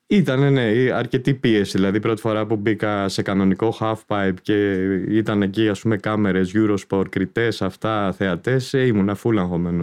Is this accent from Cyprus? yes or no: no; Athens, Attica, Greece; Γεννήθηκα το 70, 53 και κάτι τώρα. Ε, μεγάλωσα στην Αθήνα